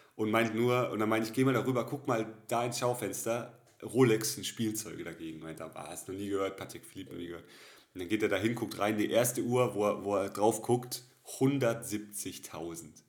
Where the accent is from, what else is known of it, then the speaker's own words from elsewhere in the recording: Karlsruhe, Baden-Württemberg, Germany; now in Cologne, Germany; bei uns in Karlsruhe